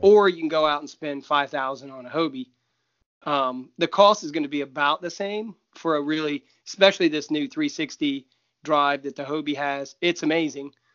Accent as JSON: {"language": "English", "region": "Ohio", "country": "United States", "said": "I'm from Ohio"}